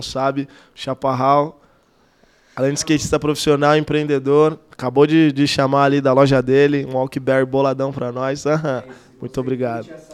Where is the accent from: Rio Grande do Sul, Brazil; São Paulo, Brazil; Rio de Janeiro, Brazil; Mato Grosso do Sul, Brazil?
São Paulo, Brazil; Suzano; also born or lived in Tampa, United States; eu sou de Suzano, da extremo leste